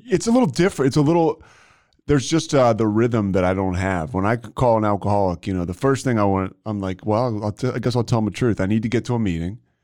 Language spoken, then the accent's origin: English; Philadelphia, Pennsylvania, United States; moved away; I'm from Philly, so all my friends are are uh, a lot of them are still up there